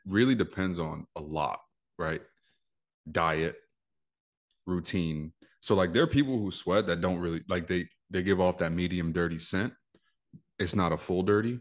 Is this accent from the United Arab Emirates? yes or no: no; New York, United States; I'm from New York